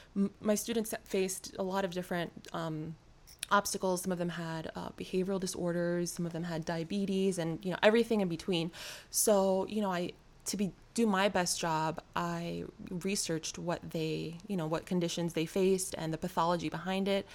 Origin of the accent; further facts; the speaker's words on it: New York City, New York, United States; I'm from New York City.